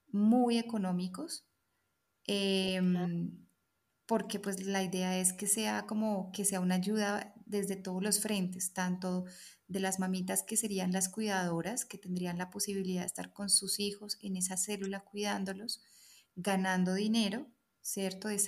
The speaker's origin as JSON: {"language": "Spanish", "country": "Colombia", "moved": "as an adult", "said": "nos vinimos desde Colombia con la idea clara de quedarnos. Y estamos en el camino migratorio en este momento."}